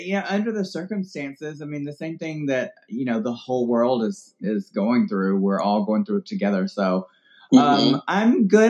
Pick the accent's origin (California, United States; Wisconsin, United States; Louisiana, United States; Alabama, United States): Alabama, United States; Birmingham; now in Florida, United States; I'm not from here. I'm originally from Birmingham, Alabama.